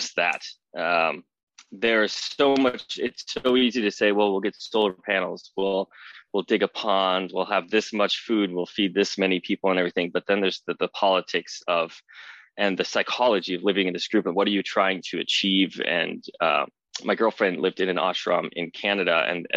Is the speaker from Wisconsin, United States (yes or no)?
yes; Wisconsin, United States; now in West Coast, United States; I'm originally from Wisconsin. I live on the West Coast now.